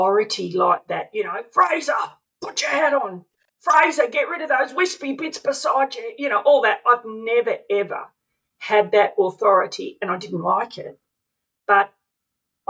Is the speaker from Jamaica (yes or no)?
no; Melbourne, Victoria, Australia; we grew up in Vermont in Melbourne